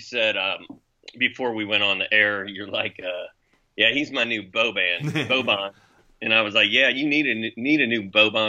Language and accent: English; Indiana, United States; I'm from Indiana.